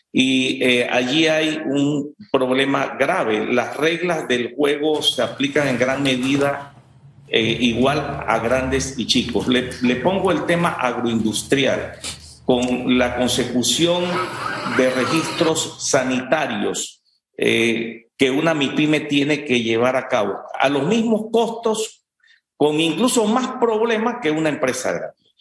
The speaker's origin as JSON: {"language": "Spanish", "country": "Panama", "said": "nosotros como panameños"}